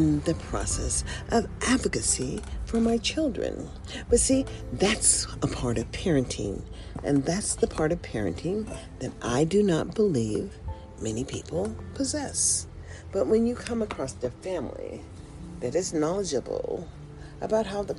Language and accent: English; United States; I was proud to be an American